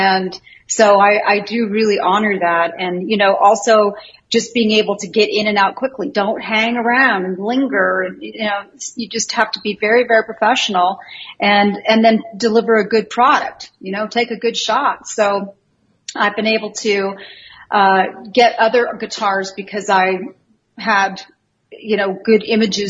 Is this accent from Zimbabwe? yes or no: no; a small town in northern Canada, Canada; moved away as an adult; also born or lived in California, United States / Florida / New York / Houston; now in Las Vegas, United States; I came from a small town in northern Canada, and I was born in the United States.